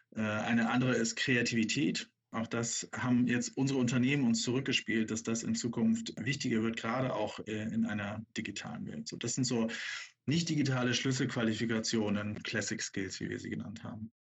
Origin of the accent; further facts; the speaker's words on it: Bremen, Germany; als gebürtiger Bremer